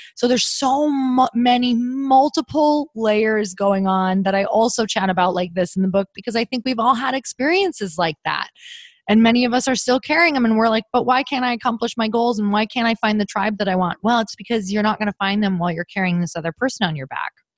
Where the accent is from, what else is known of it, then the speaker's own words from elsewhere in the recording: Midwest, United States; now in California, United States; I'm, I'm from the Midwest and I started building my tribe when I was from the Midwest.